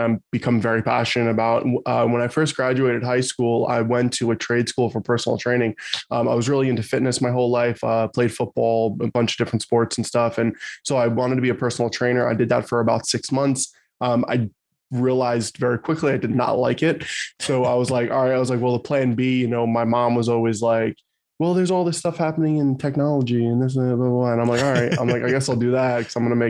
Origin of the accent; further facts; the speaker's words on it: New Jersey, United States; I'm from New Jersey